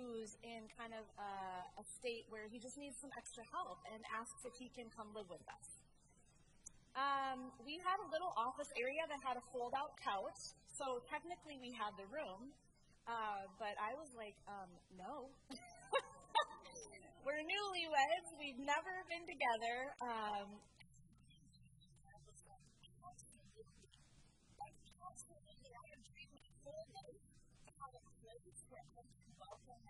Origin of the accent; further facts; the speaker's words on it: Minnesota, United States; moved away as an adult; I am from Minnesota, and so I do say "bag."